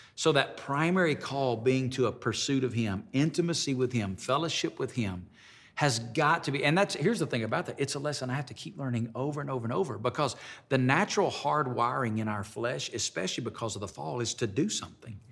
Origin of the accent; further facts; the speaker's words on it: Alabama, United States; moved away as an adult; now in Las Vegas, United States; where I grew up in Alabama